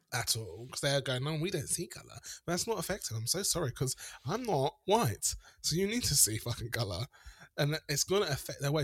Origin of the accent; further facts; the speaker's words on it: South Africa; moved away; I grew up in South Africa